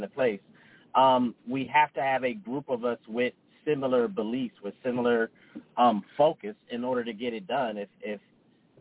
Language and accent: English; New Jersey, United States; moved away; also born or lived in California / Denver; I'm from New Jersey, lived in California, Denver